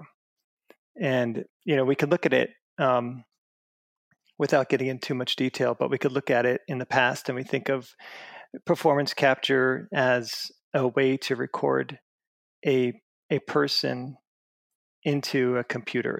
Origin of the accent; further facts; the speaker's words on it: Long Island, New York, United States; I grew up in Long Island, New York